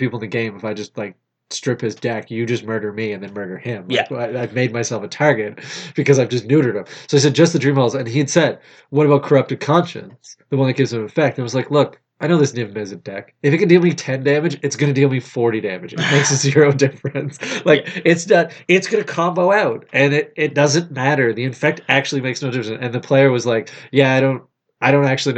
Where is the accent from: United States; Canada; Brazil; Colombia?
Canada